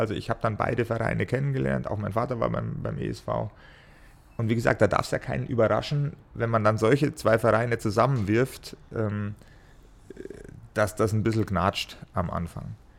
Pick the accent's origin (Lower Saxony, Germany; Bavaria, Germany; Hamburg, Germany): Bavaria, Germany; Ingolstadt; gebürtiger Schanzer